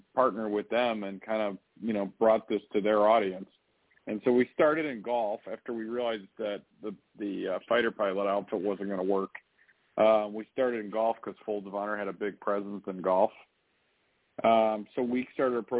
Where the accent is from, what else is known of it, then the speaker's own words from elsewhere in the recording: Chicago, Illinois, United States; I grew up in the Chicago area